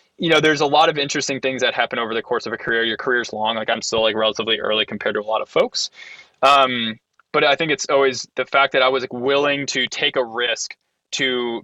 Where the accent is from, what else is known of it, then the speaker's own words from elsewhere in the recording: Ohio, United States; I'm from Ohio